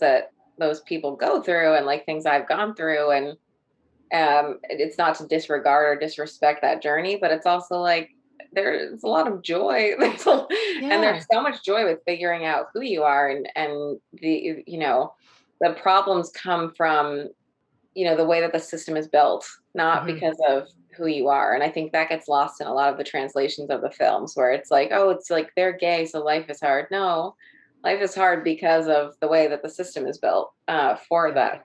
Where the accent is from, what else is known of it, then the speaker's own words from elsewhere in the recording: New York, United States; I grew up in New York and in a split like household